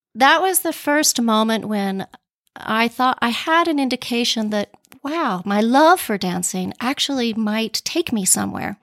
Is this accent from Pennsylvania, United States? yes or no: no; Pueblo, Colorado, United States; also born or lived in New York City; now in Boston, United States; Well, I am a native of Colorado. I grew up in Pueblo